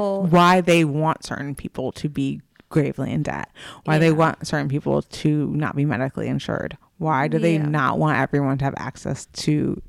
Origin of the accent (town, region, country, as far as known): United States